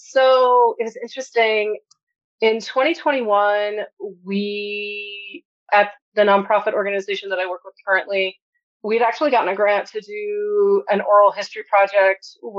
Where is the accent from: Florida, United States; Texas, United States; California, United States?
Texas, United States; El Paso; I worked as a substitute teacher in three different school districts here in El Paso, in my hometown, and then also in like rural Appalachia.